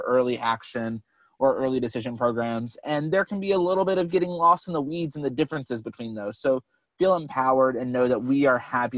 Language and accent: English; North Carolina, United States; I'm from North Carolina